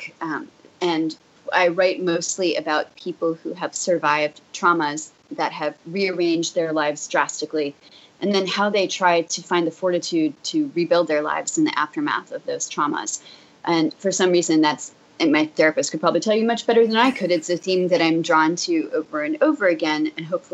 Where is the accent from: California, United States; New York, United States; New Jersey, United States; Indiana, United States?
New Jersey, United States; I grew up in New Jersey